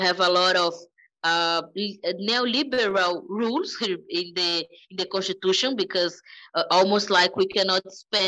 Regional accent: Brazil; Here in Brazil, people lack identity of Latin American. We don't see ourselves as Latin American

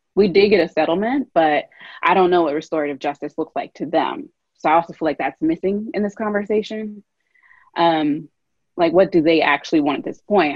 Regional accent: Louisville, Kentucky, United States; moved away; I grew up in Louisville

